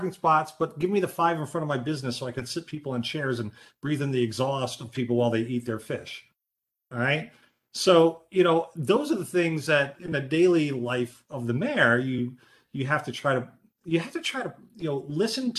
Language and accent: English; Pawtucket, Rhode Island, United States; also born or lived in New York City; now in Plattsburgh, United States; I grew up in Pawtucket, Rhode Island, the concrete city